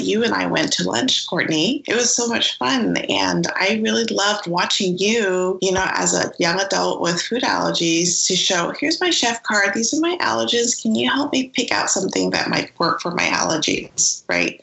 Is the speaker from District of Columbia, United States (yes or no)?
no; San Francisco, California, United States; a Chinese American person growing up in San Francisco